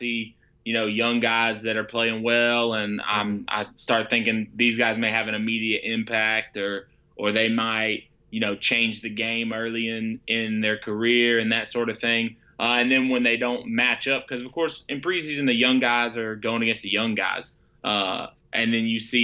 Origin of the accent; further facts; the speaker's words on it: Atlanta, Georgia, United States; I'm from Georgia. I'm from the Metro Atlanta area.